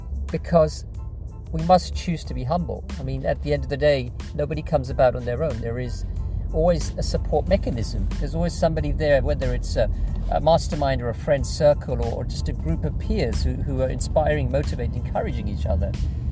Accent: England, United Kingdom; I moved here from England, as many of you know, about 15 years ago.

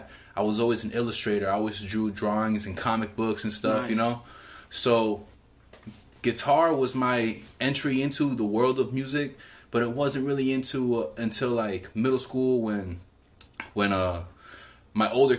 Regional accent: Hialeah, Florida, United States; growing up in Hialeah, which is like a rough neighborhood back in that day

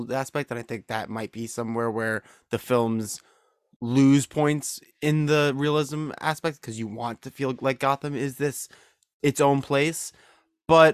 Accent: Chicago, Illinois, United States; I'm from Chicago

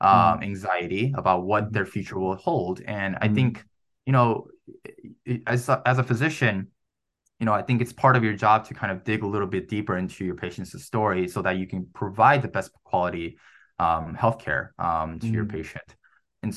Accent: Chicago, Illinois, United States; moved away as an adult; now in New York, United States; my hometown of Chicago

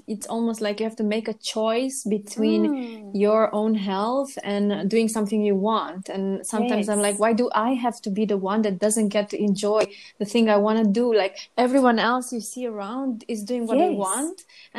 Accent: Romania; first language Romanian; English is a second language; moved away; I could not find my words in Romanian, which is like my mother language.

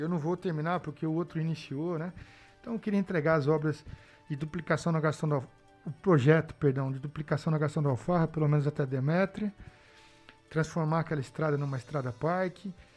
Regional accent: Botucatu, São Paulo, Brazil; Eu sou lá da Coab

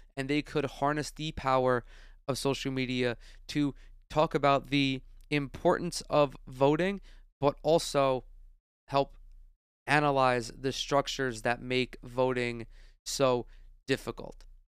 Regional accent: New York, United States; New York, my home state

